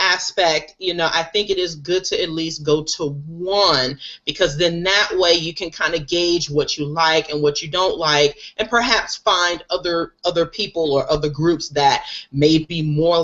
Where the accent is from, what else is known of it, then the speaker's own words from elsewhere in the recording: New York City, New York, United States; my hometown of Queens